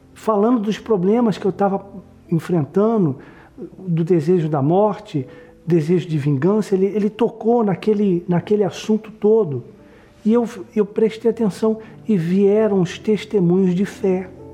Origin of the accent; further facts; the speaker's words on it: São Paulo, Brazil; eu nasci em São Paulo